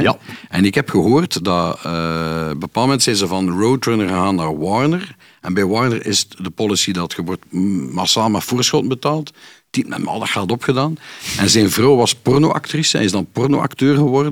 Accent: Kortrijk, Flanders, Belgium; bij ons in Kortrijk

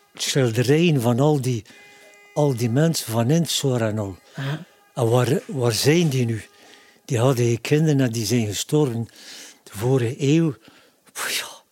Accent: Ostend, Flanders, Belgium; Ik ben een Oostendenaar

